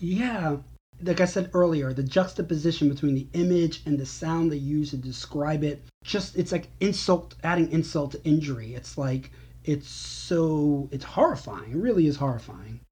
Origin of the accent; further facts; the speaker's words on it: New York, United States; moved away as an adult; I'm a New Yorker. I don't, might not live there currently, but the vast majority of my life, and up till very recently, I lived in New York